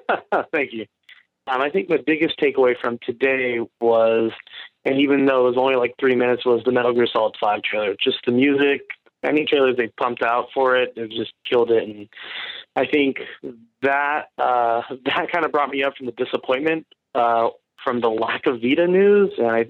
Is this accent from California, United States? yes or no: yes; Bakersfield, California, United States